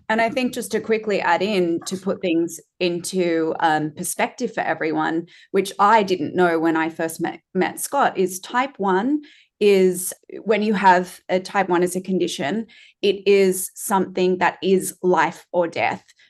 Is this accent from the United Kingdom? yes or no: no; Australia; as an Australian